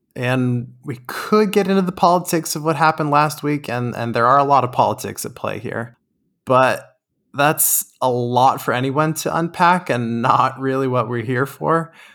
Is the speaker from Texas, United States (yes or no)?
yes; Texas, United States; we're from Texas